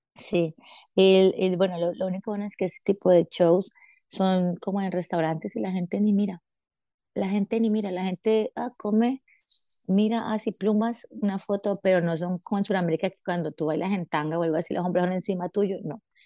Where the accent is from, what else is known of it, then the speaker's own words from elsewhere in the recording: Cali, Valle del Cauca, Colombia; moved away as an adult; now in Paris, France; soy de Cali, Colombia